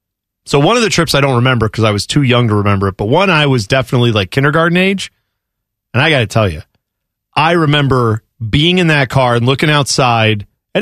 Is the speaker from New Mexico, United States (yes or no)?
no; Columbus, Ohio, United States; I grew up in Columbus, so to me, I didn't grow up in the country.